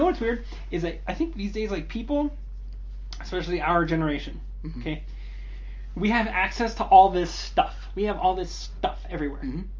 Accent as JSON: {"language": "English", "country": "United States", "said": "I'm an American"}